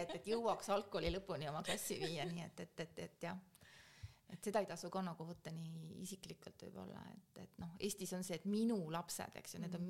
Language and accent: Estonian; Keila, Harju County, Estonia; moved away as an adult; also born or lived in Belgium / Kazakhstan; ma olen sündinud Keilas, seal õppinud